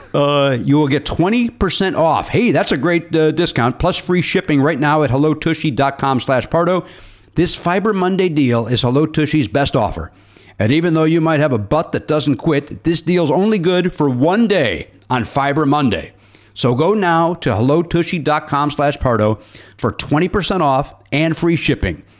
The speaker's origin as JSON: {"language": "English", "town": "Oak Forest", "region": "Illinois", "country": "United States", "tie": "born or raised there", "said": "I grew up in Oak Forest"}